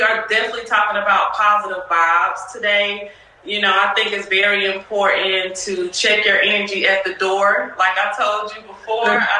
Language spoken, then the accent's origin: English; Salisbury, North Carolina, United States; moved away as an adult; now in Houston, United States; I'm from Salisbury, but I've been everywhere. Salisbury, North Carolina.